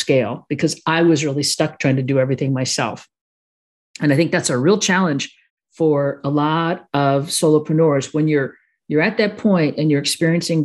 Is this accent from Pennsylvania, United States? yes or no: no; Chicago, Illinois, United States; I am a Sicilian from Chicago